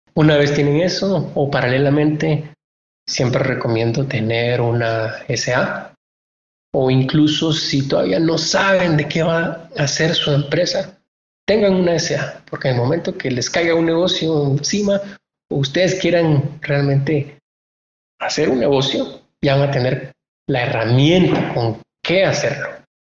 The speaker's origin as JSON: {"language": "Spanish", "country": "Guatemala", "said": "los guatemaltecos somos todos"}